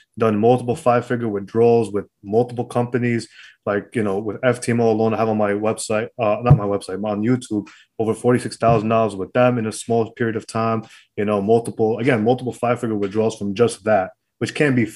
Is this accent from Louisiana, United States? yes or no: no; New York City, New York, United States; also born or lived in Brooklyn; I was born in Queens